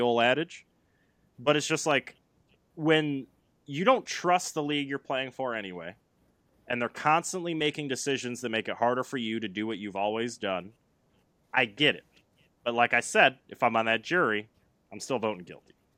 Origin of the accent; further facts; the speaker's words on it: Flint, Michigan, United States; I grew up in the Flint area